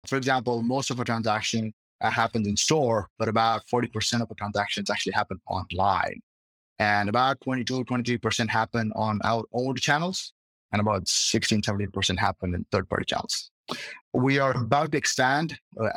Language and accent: English; India; moved away as an adult; now in Boston, United States; I'm originally from India